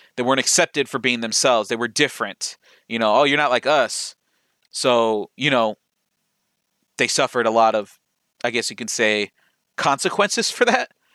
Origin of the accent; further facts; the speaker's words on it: Lorain, Ohio, United States; where I grew up in Lorraine